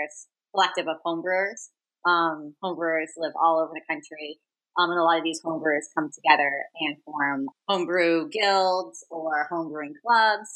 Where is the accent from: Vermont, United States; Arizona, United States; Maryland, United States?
Vermont, United States; moved away as an adult; also born or lived in Boston / Brooklyn, New York; I grew up in Vermont and was hoping to find a job in Vermont